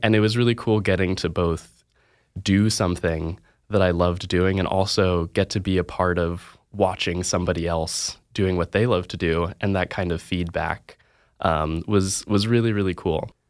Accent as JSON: {"language": "English", "region": "Virginia", "country": "United States", "moved": "yes", "lives_now": "Oregon, United States", "said": "I'm from Virginia"}